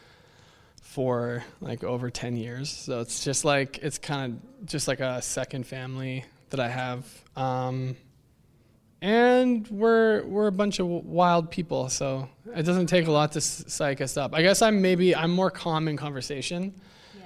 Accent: Thunder Bay, Ontario, Canada; I grew up in Thunder Bay

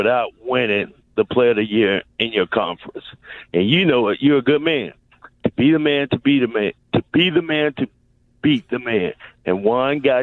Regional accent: Chapel Hill, North Carolina, United States; I grew up in Chapel Hill

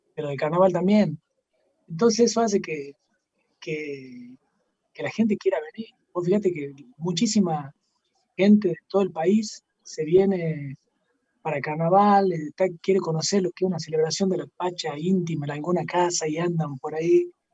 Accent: Jujuy, Argentina; Somos, somos jujeños, como decía hace rato, amamos el lugar donde hemos nacido

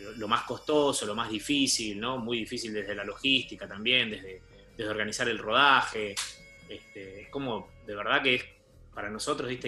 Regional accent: Argentina; nosotros, como argentinos que somos

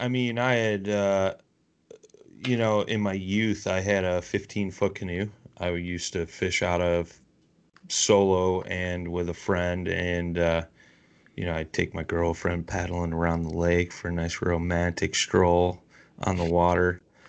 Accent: Chicago, Illinois, United States; I'm from Chicago, man.

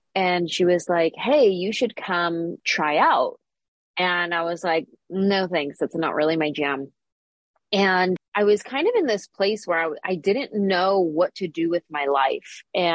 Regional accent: San Jose, California, United States; moved away as an adult; now in Los Angeles, United States; So I grew up in the Bay Area.

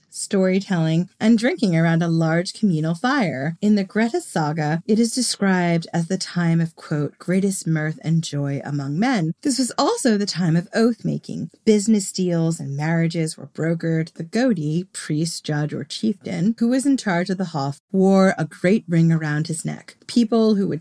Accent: Long Island, New York, United States; I grew up on Long Island

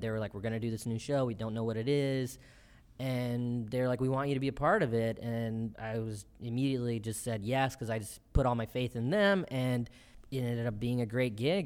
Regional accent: Bennettsville, South Carolina, United States; also born or lived in Columbia, South Carolina; I was born in Columbia, South Carolina, and I was raised mostly in the town of Bennettsville, South Carolina, where I moved when I was about two

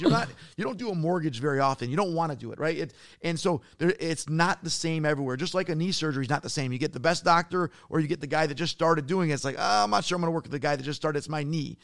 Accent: Detroit, Michigan, United States; I'm from Detroit

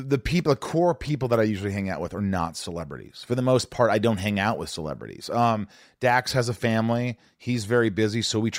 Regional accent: Newburgh, Indiana, United States; I grew up with Tom in Newburgh, Indiana. He lived down the street.

